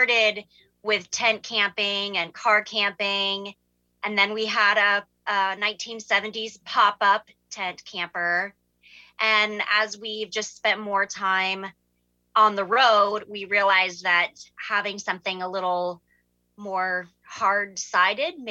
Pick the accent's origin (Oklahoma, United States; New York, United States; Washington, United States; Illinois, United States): Washington, United States; We are from Washington State. And right now, though, we are in Arizona.